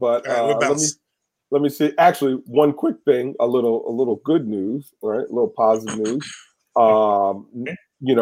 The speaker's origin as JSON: {"language": "English", "town": "Schenectady", "region": "New York", "country": "United States", "tie": "born or raised there", "moved": "yes", "said": "me being from the Electric City"}